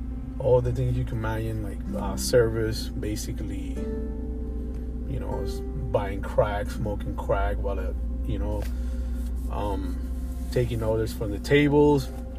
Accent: Miami, Florida, United States; I'm from Miami. I've been living in Miami since 1993. I got here when I was 13 years old.

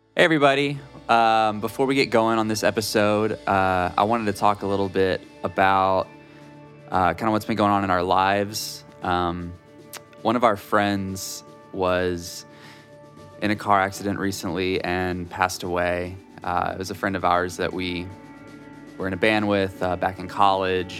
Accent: Beaumont, Texas, United States; moved away; I went back to my hometown, visited the parents

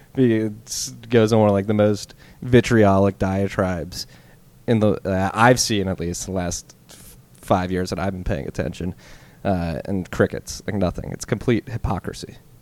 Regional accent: Philadelphia, Pennsylvania, United States; I am at least, from the Philadelphia area.

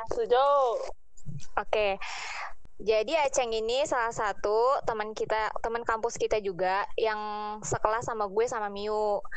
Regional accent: Garut, West Java, Indonesia; jadi awalnya itu dulu ada gue kan dari Garut tuh

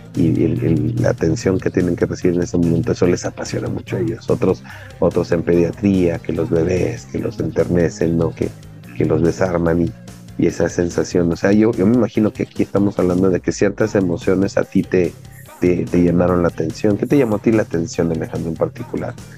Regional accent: Mexico; ahorita en nuestro país, en México

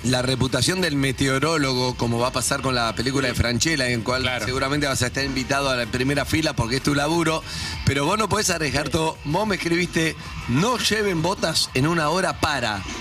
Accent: Misiones, Argentina; Yo vengo de las cataratas del Iguazú, me parece cosa de chicos, un salto de 8 metros

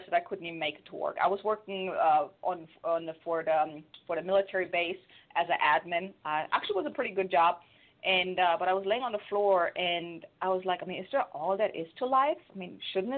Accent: Germany; English is a second language; moved away as an adult; now in United States; I'm from Germany, so if anyone is wondering where this weird accent is coming from, now you know.

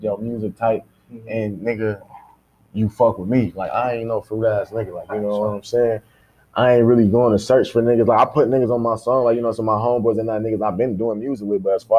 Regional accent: Kalamazoo, Michigan, United States; I'm from Michigan, Kalamazoo, Michigan

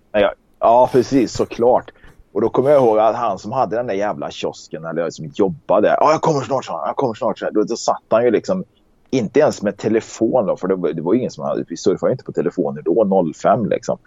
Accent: Karlstad, Värmland, Sweden; accent: Värmland dialect; moved away; also born or lived in Gothenburg; jag är ju från Karlstad

